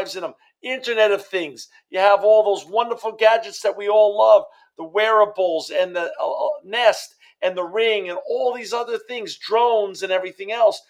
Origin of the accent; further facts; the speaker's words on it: New York City, New York, United States; now in Fresno, United States; I grew up in New York City, and I now live in Fresno, California, with my wife and children and my granddaughter.